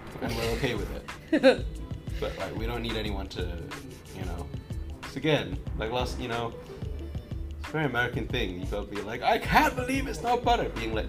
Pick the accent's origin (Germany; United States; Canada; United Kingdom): United Kingdom; moved away; also born or lived in Hong Kong; having grown up in Britain, but also as well as having lived in Hong Kong and never lived in the States.